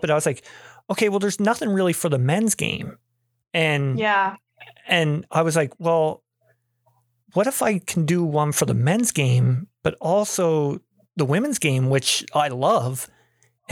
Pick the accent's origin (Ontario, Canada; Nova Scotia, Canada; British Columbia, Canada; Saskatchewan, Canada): Nova Scotia, Canada; I'm a guy from Nova Scotia, Canada